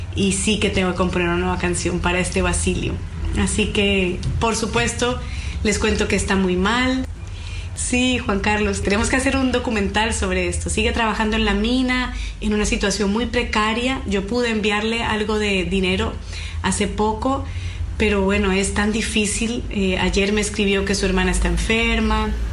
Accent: Bolivia; yo soy de Bolivia

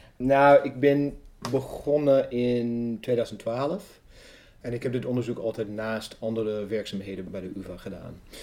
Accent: Evansville, Indiana, United States; Dutch is a second language; also born or lived in Amsterdam, Netherlands; now in Netherlands; Ik kom uit Evansville, Indiana. Dat is in het zuiden van de staat Indiana.

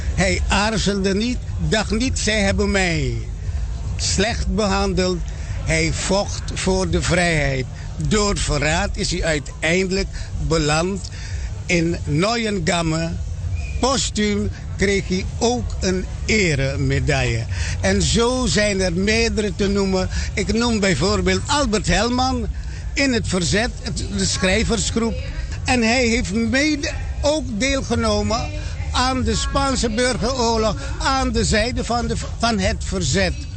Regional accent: Suriname; als kind van Suriname

